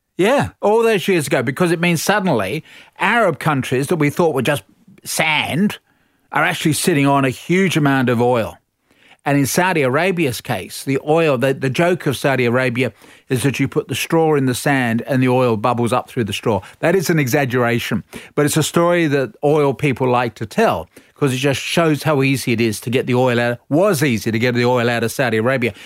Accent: England, United Kingdom; I speak as an Englishman

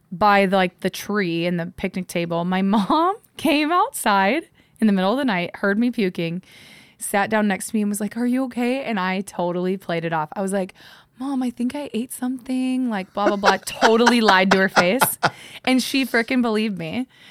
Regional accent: Midwest, United States; moved away; growing up in the Midwest, like, small town

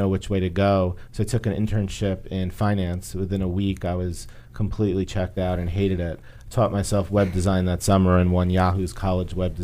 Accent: Northport, New York, United States; I'm from Long Island, New York, in a small town called Northport on the Water

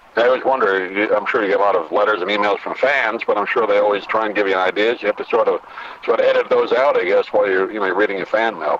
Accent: New York, United States; moved away; I grew up in New York

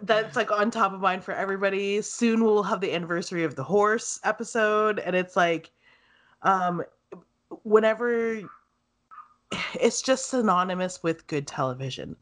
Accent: Canada; I've lived it here in Canada all my life. I was born here

